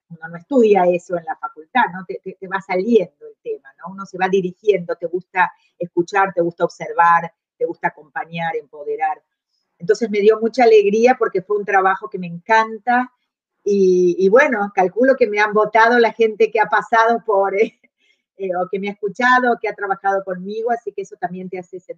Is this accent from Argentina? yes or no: yes; Argentina; moved away as an adult; also born or lived in Chile